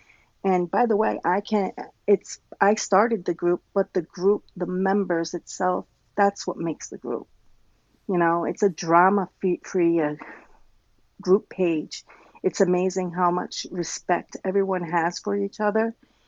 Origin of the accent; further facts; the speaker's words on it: Rhode Island, United States; now in Trois-Rivières, Canada; I grew up in, I was born in Rhode Island, and I grew up half there and here. We kept moving back and forth.